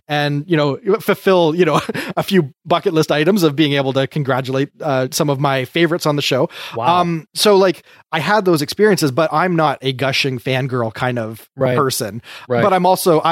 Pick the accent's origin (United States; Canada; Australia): Canada; I'm a Canadian.